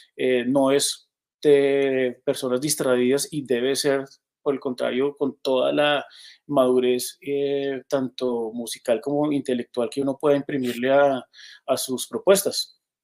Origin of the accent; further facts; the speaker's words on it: Colombia; un país tan heterogéneo como el que tenemos